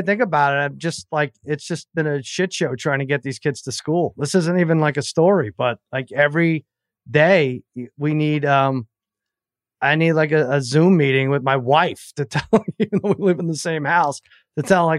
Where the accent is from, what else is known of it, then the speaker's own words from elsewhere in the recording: New York, United States; now in Los Angeles, United States; I'm a New Yorker